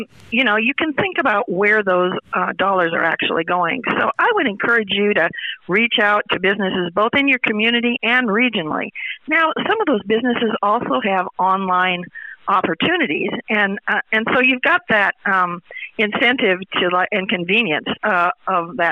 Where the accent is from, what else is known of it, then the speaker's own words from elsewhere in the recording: Sidney, Nebraska, United States; my hometown, Sidney, Nebraska